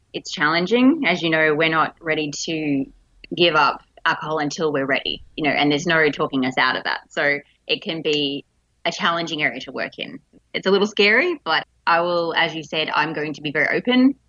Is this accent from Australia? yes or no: yes; Melbourne, Victoria, Australia; also born or lived in Darwin, Northern Territory; I'm from Melbourne in Australia, but I was originally born in the top end in Darwin in the Northern Territory.